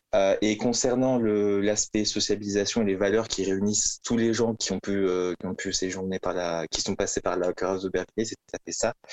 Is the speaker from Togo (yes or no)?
no; Toulouse, Occitania, France; moved away as an adult; also born or lived in Valencia, Spain / Paris; je, viens de, Toulouse